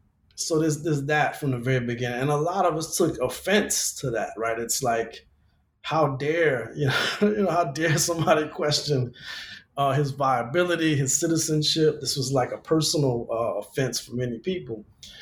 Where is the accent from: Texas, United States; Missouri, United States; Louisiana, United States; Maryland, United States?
Louisiana, United States; now in Los Angeles, United States; in my home state of Louisiana, people are still being arrested for cannabis possession. But yet here in LA Metro